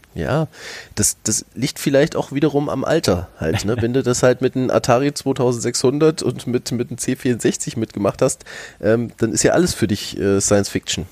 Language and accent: German; North Hesse, Germany; moved away; also born or lived in Lower Franconia; ich bin ursprünglich aus Nordhessen